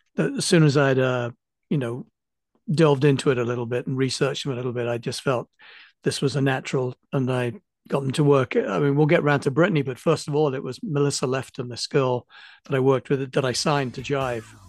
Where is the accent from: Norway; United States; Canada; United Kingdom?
United Kingdom; England; being English